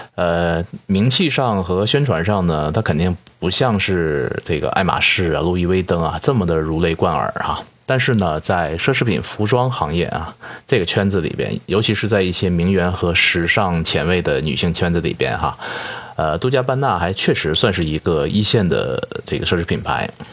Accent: Northeast China, China; 作为东北人的我

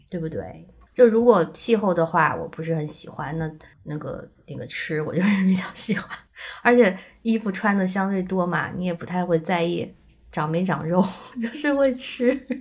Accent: southern China, China; moved away; 我作为一个南方人

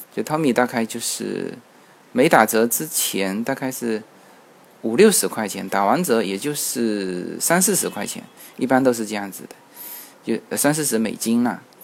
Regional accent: China; 其实我们中国人在外面买东西呢

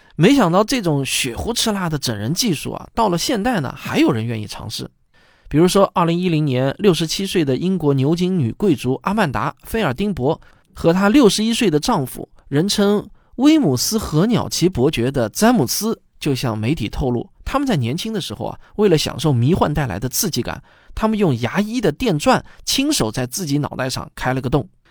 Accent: China; 李万宝这个名字听着很像我们中国人的名字

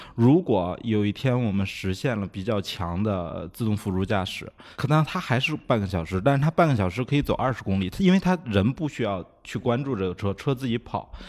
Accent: China; 其实我们中国人在做交互上也比它更优秀一点儿

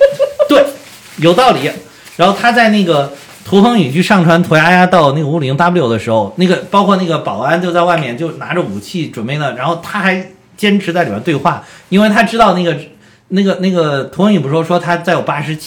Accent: China; 当然我们中国人拍的电影，当然要突出我们中国人最后发挥了很关键的作用

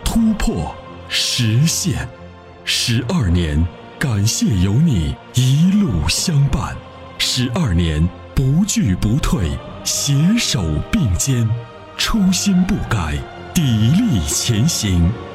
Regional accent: Sichuan, China; accent: Sichuanese; 我是四川的，四川的听众

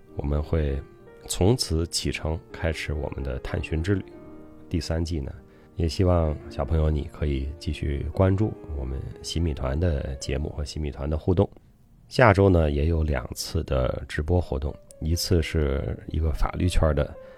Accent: Zhuozhou, Hebei, China; 我的老家啊，河北涿州

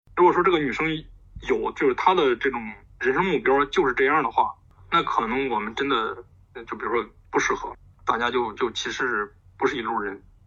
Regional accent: Zhumadian, Henan, China; moved away; 我们是属于，其实是， 属于淮河岸边的， 是住满两郡南边，靠近信仰

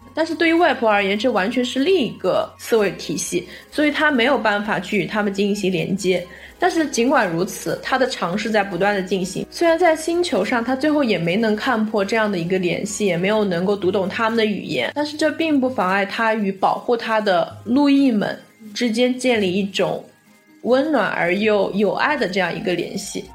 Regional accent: China; 我身在中国

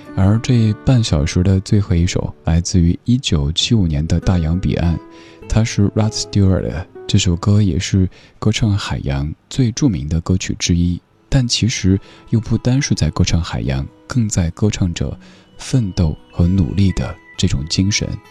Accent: Sichuan, China; moved away; 作为一个四川人

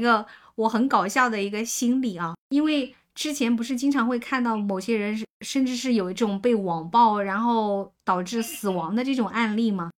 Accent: Hunan, China; 我作为一个湖南人， 这个湖南人的普通话我是从小

